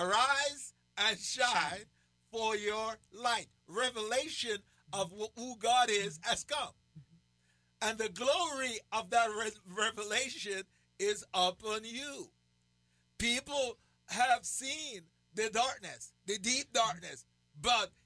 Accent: Jamaica; accent: Jamaican; I still have my Jamaican accent

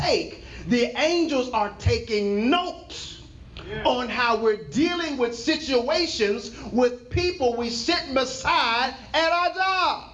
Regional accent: Texas, United States; I'm from Texas

